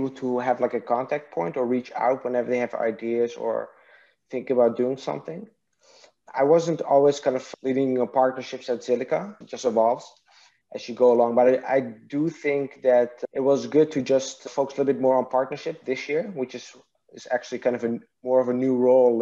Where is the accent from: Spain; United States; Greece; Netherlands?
Netherlands; English is a second language; also born or lived in Iraq; raised in Netherlands.